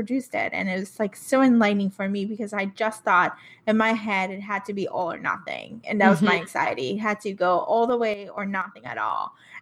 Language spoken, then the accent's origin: English; Puerto Rico; I'm from Puerto Rico, so I know English and Spanish both.